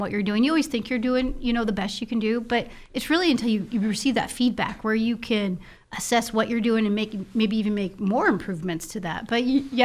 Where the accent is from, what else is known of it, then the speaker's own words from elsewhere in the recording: Libby, Montana, United States; also born or lived in Seattle, Washington; now in Kalispell, United States; I was raised in Libby, Montana